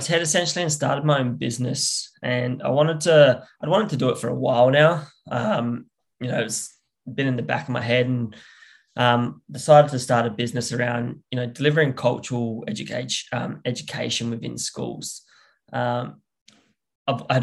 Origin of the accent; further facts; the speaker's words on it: South Australia, Australia; down here in South Australia, where my language groups are